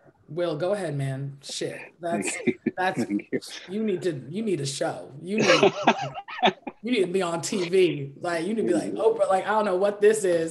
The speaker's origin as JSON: {"language": "English", "country": "Nigeria", "said": "I'm Nigerian"}